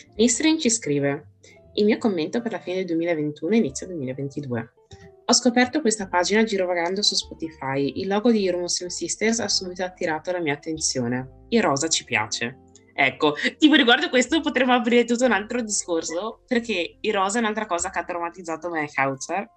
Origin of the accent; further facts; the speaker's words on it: Vicenza, Veneto, Italy; accent: heavy Venetian; ho un accento veneto pesantissimo